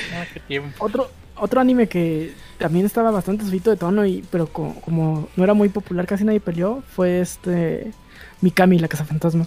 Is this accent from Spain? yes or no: no; La Laguna, Mexico; moved away